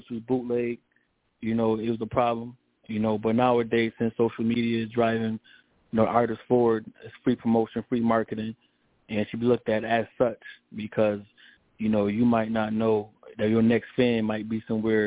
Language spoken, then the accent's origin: English; Rochester, New York, United States; we're from Rochester, New York